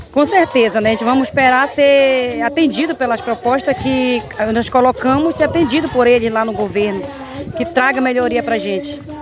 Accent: Vista Alegre do Capixauã village, Resex Tapajós-Arapiuns, Pará, Brazil; minha comunidade, minha aldeia Vistaraí do Capixauã

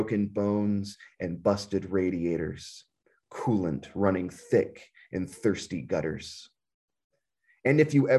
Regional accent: the South, United States; moved away as an adult; also born or lived in Texas; now in Midwest, United States; We grew up in the South, and though we never, you know, we didn't stay there for long into our adulthood. I left the South when I was in my mid-20s

